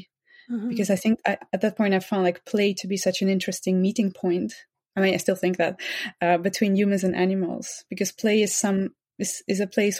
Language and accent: English; Netherlands; I grew up in the Netherlands, in the countryside, actually, together with many other animals.